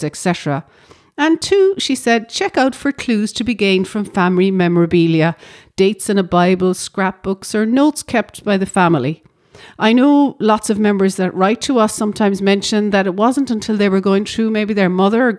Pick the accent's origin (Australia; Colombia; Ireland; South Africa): Ireland; Irish people living in Ireland